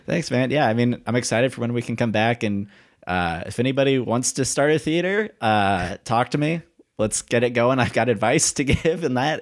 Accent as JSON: {"language": "English", "region": "Indiana", "country": "United States", "said": "I'm from Indiana"}